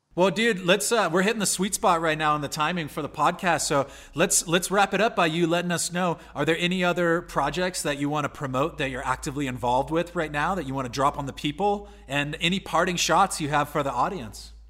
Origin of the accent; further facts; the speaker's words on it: San Diego, California, United States; I'm from California and San Diego specifically